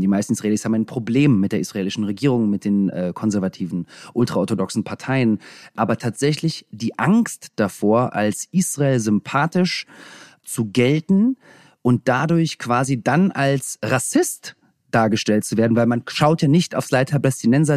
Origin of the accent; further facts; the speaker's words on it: Russia; moved away; Das erste Mal, seitdem ich geboren bin in Russland, war ich dort